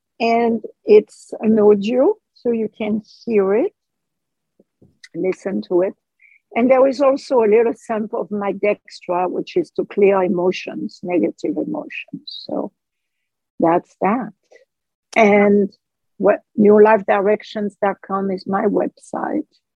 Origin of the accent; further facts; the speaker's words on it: France; accent: French; English is a second language; my French accent